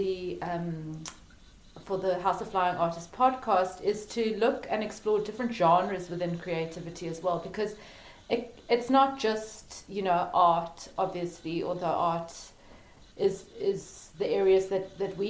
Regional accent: South Africa; now in Wicklow, Ireland; I'm from South Africa, but I'm currently living in Ireland

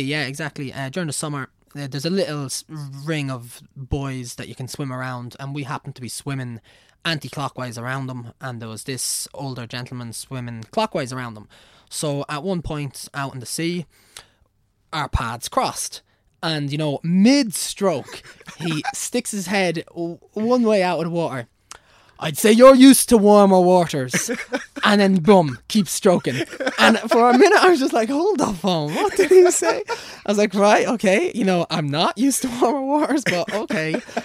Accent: Navan, County Meath, Ireland; accent: Navan; also born or lived in Kildare / England; I'm Irish, and I've lived in Ireland, like, all my life.

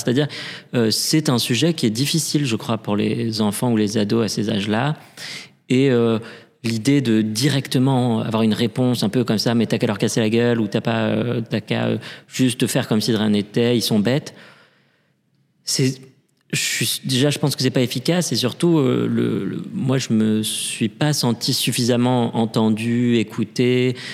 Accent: Paris, Île-de-France, France; also born or lived in Lille; J'ai grandi à Paris, euh, je suis né à Paris

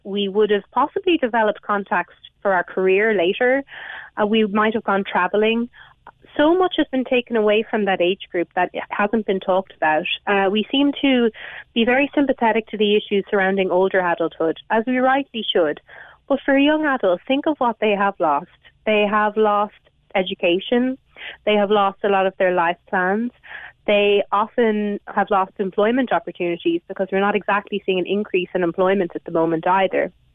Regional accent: Galway, Connacht, Ireland; I live in a rural area, that's not what I'm seeing. But I'm actually from Galway City

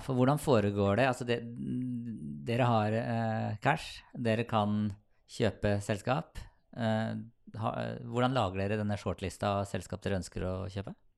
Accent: Sarpsborg, Østfold, Norway; jeg er fra Sarpsborg

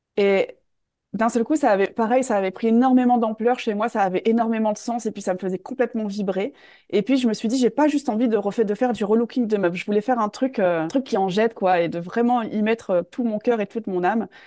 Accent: north of France, France; moved away as an adult; also born or lived in Australia / Switzerland; je suis originaire du nord de la France

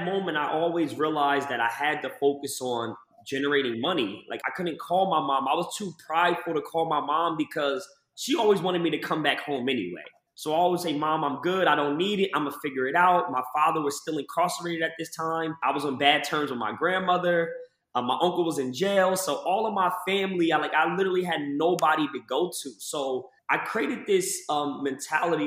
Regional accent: Lakewood, New Jersey, United States; I was from this one town, Lakewood, New Jersey, my entire life

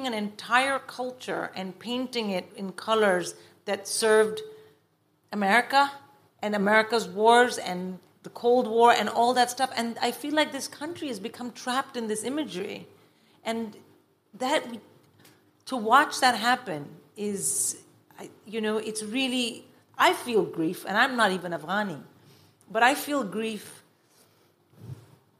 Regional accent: India; moved away; I grew up in India

